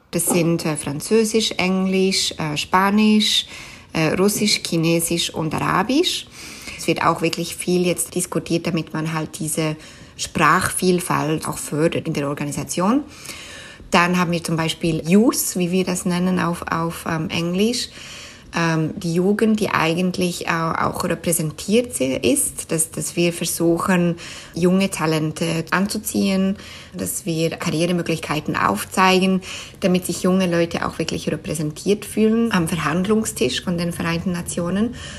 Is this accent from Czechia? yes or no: no; Switzerland; first language Swiss German; German is a second language; moved away as an adult; now in New York, United States; Schweizerisch ist natürlich meine Muttersprache, wo ich aufgewachsen bin